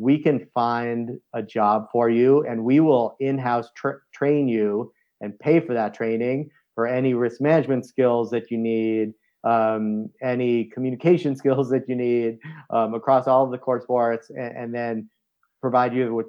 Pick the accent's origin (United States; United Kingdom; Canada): United States; East Coast; as I reflect on my life of growing up in the East Coast and playing soccer and lacrosse and then moving into adventure sports